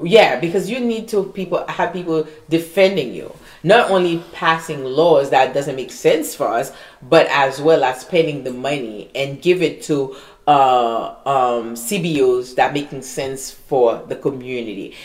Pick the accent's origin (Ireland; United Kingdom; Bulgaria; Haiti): Haiti; English is a second language; now in United States; I was born in Haiti